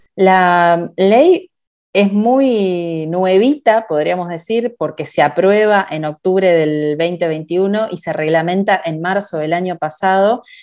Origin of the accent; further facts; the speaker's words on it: Argentina; en mi país, Argentina